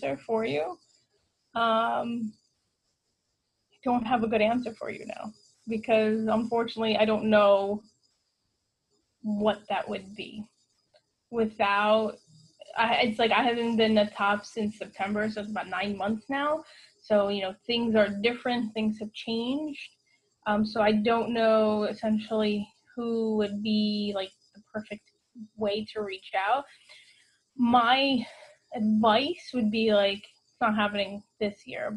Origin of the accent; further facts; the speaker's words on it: New York, United States; I'm a New Yorker. I live in New York.